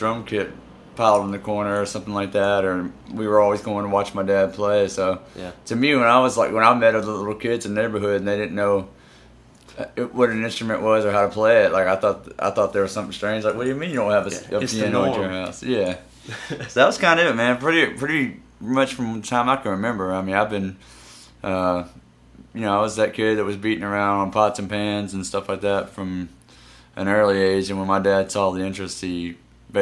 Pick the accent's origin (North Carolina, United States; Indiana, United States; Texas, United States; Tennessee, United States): Tennessee, United States; Memphis; Born and raised